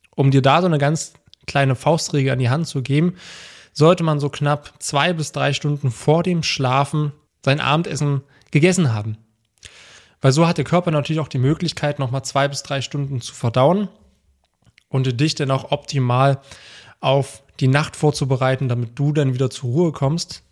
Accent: Germany; bei uns in Deutschland

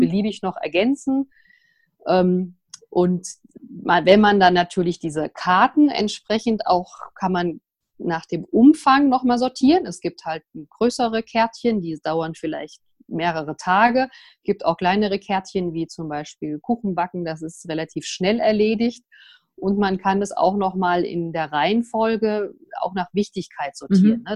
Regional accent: Vogelsberg, Hesse, Germany; also born or lived in Frankfurt; Ich bin hier im Vogelsberg geboren, wer das kennt sozusagen, äh, muss man sich vorstellen, zwischen Frankfurt und Kassel, ein ganz kleines Dorf, 350 Einwohner. Und ja, da bin ich aufgewachsen

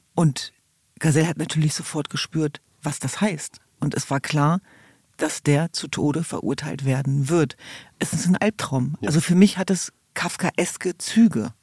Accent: Hanover, Lower Saxony, Germany; ich komme aus Hannover-Linden

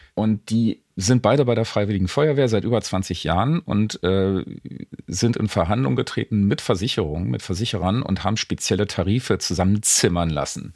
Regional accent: East Germany, Germany; bei uns in der DDR

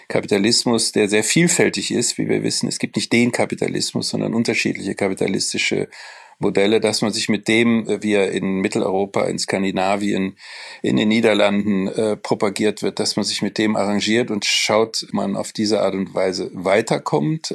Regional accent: Cologne, North Rhine-Westphalia, Germany; also born or lived in Frankfurt; Ich bin natürlich Kölner

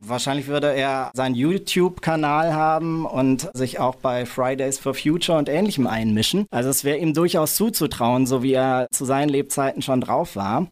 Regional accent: Mainz, Rhineland-Palatinate, Germany; also born or lived in Berlin; Ich bin in Gonsenheim aufgewachsen, in Mainz

